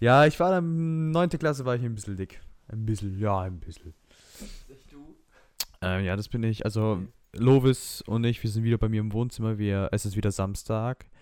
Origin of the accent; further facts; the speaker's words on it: Romania; ich bin Rumäne